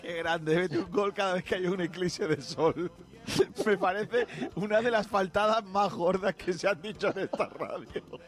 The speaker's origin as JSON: {"language": "Spanish", "town": "Rincón de la Victoria", "region": "Andalusia", "country": "Spain", "said": "En Rincón de la Victoria, que es mi pueblo"}